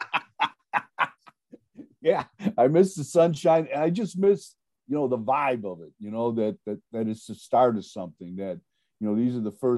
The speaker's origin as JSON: {"language": "English", "region": "Ohio", "country": "United States", "tie": "born or raised there", "said": "growing up in Ohio"}